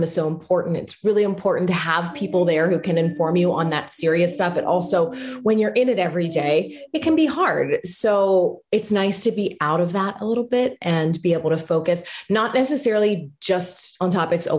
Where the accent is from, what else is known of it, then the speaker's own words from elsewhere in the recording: Pittsburgh, Pennsylvania, United States; moved away as an adult; now in Orlando, United States; I'm originally from Pittsburgh, Pennsylvania. I was born, raised, went to school there